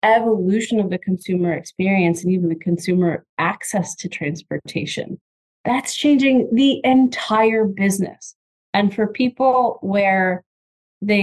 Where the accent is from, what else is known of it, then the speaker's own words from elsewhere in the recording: Michigan, United States; I was born and raised in Michigan